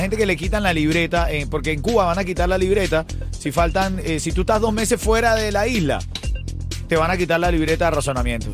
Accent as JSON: {"language": "Spanish", "country": "Venezuela", "said": "yo soy un, venezolano enamorado de la idiosincrasia cubana, eh, pero no soy cubano"}